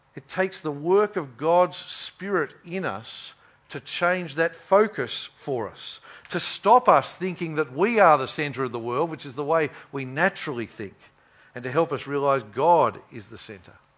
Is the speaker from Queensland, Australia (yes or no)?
yes; Queensland, Australia; I grew up in Queensland